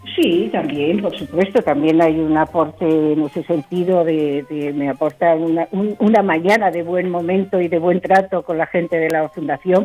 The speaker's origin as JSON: {"language": "Spanish", "country": "Spain", "said": "hacer el trabajo aquí en mi país, aquí en España"}